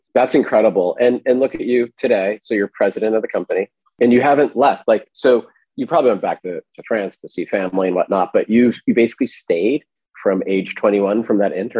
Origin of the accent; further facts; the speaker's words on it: New Jersey, United States; now in New York, United States; I'm a New Yorker by way of New Jersey originally.